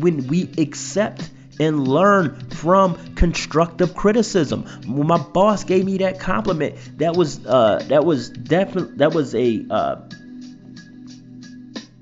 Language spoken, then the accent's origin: English; Philadelphia, Pennsylvania, United States; I'm from Philadelphia